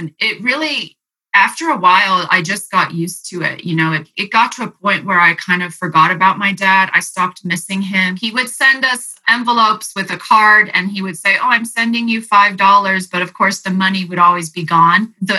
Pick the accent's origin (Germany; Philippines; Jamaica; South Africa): Philippines; also born or lived in Japan; I grew up in the Philippines with Berg, and I also was in Japan with Berg.